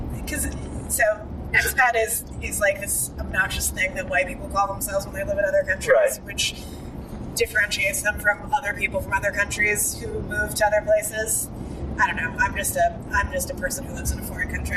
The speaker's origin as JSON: {"language": "English", "country": "United States", "also_born_or_lived": "Indonesia", "moved": "as an adult", "lives_now": "Bali, Indonesia", "said": "I'm still American"}